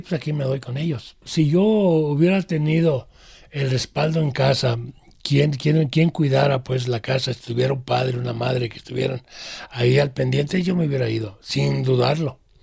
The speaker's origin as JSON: {"language": "Spanish", "town": "Guadalajara", "region": "Jalisco", "country": "Mexico", "tie": "born or raised there"}